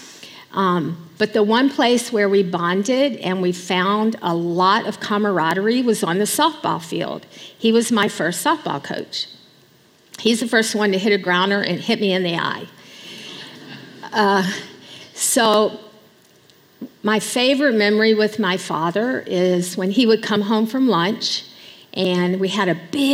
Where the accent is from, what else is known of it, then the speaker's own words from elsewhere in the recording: Alexandria, Louisiana, United States; moved away as an adult; also born or lived in Bangladesh; I come from Louisiana, born and raised until the day Richard and I left for Bangladesh.